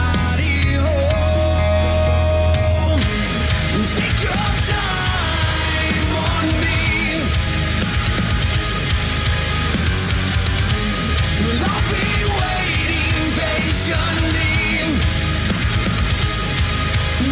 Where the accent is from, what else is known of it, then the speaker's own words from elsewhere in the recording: Missouri, United States; I'm from Missouri.